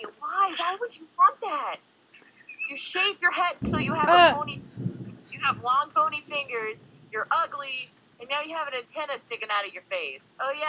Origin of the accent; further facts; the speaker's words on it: Indiana, United States; born there; Yeah, no. I was born in Indiana.